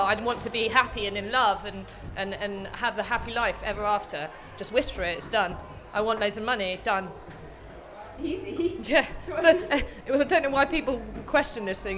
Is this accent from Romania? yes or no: no; London, United Kingdom; now in Nottingham, United Kingdom; I come originally from East London, but I now live in Nottingham.